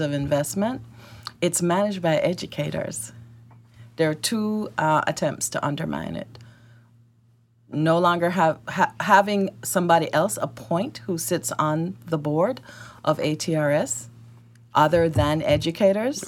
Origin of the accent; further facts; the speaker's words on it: Jamaica; accent: Jamaican; also born or lived in Florida / Georgia; now in Arkansas, United States; My accent is Jamaican. I migrated here with my family